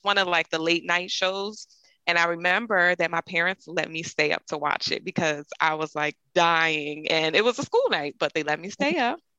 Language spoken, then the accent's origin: English; Philadelphia, Pennsylvania, United States; I'm from Philadelphia, Pennsylvania